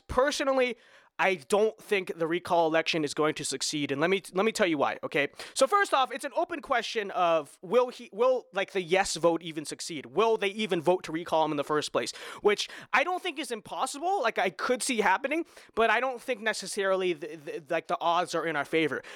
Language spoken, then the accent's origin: English; California, United States; a native Californian myself